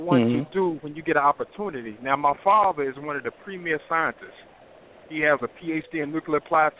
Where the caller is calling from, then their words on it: North Carolina, United States; I'm a caller from North Carolina.